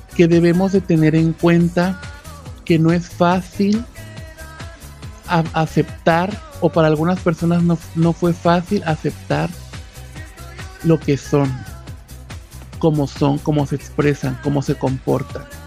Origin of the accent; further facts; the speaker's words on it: Chiapas, Mexico; desde aquí, desde mi tierra, Chiapas